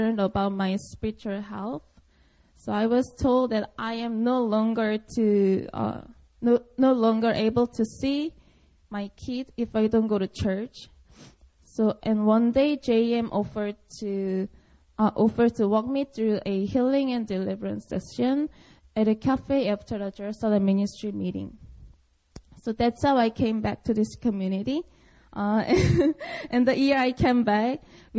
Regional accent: Seoul, South Korea; English is a second language; I was born and raised in Seoul, Korea

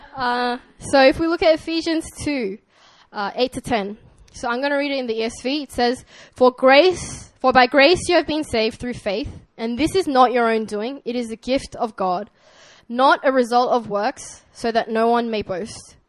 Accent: Sydney, New South Wales, Australia; accent: Australian; moved away; this is my Australian accent

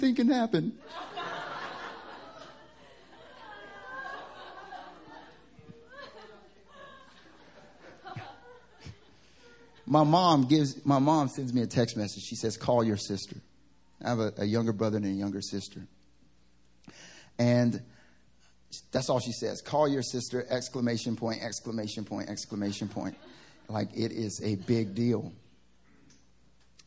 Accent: the South, United States; now in Seoul, South Korea; I'm from the South, but it's not that Southern

